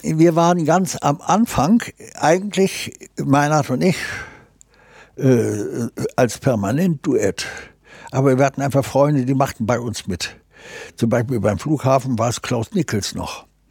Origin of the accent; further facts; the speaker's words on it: Gdańsk, Pomeranian Voivodeship, Poland; also born or lived in Braunschweig; now in Hamburg, Germany; ich bin in Danzig im Hafen groß geworden